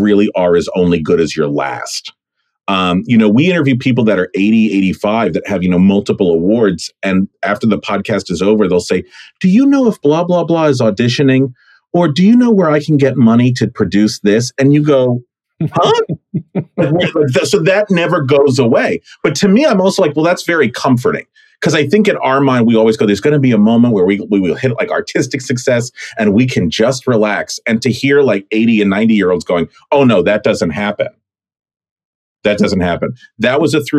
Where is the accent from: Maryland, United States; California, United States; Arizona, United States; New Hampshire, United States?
California, United States; also born or lived in Brooklyn, New York; growing up in California, we rarely went back to New York